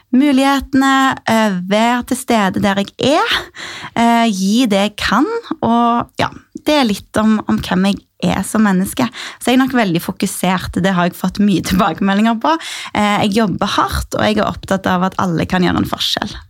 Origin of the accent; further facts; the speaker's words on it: Sandnes, Rogaland, Norway; Min far er fra Oslo, men jeg er født og oppvokst i Rogaland, i Sandnes